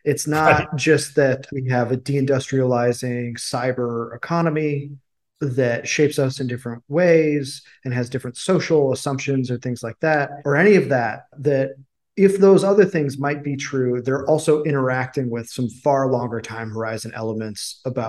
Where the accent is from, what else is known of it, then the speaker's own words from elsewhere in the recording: Midwest, United States; You know, I'm from the Midwest. I know I have like this sort of, even though my family's Irish Catholic, I basically have like Protestant Scandinavian values.